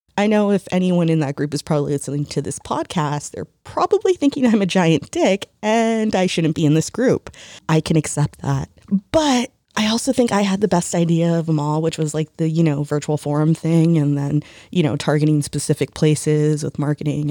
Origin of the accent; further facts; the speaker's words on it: United States; ourselves as Americans